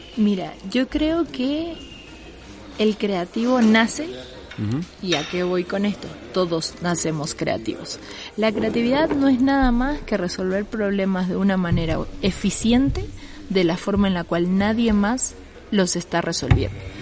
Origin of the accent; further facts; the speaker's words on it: Bolivia; moved away as an adult; now in Mexico City, Mexico; Yo soy boliviana, llevo casi tres años viviendo acá